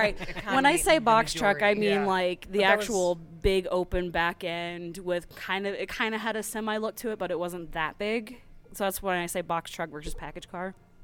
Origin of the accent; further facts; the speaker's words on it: Texas, United States; moved away; growing up in Texas